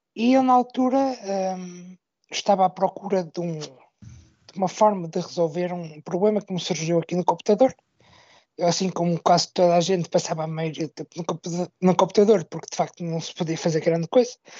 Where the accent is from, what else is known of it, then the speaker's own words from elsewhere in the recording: Braga, Norte, Portugal; sou da cidade de Braga, no norte do país